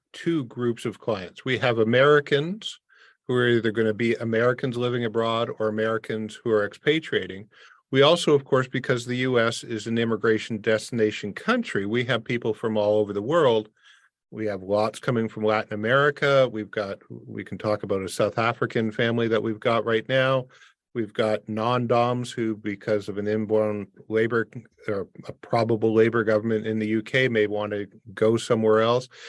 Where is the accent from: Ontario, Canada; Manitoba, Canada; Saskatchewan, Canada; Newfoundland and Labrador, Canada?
Ontario, Canada; Windsor; moved away; I grew up in Windsor across from Detroit